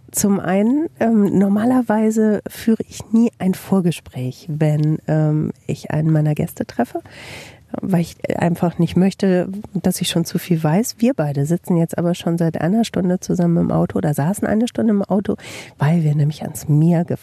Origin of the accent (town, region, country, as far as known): Bielefeld, North Rhine-Westphalia, Germany